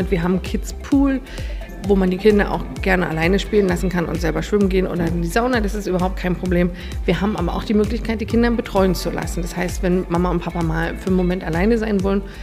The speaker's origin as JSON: {"language": "German", "region": "Berlin", "country": "Germany", "lives_now": "Engelberg, Switzerland", "said": "ich komme original aus Berlin, lebe jetzt seit über einem Jahr in Engelberg"}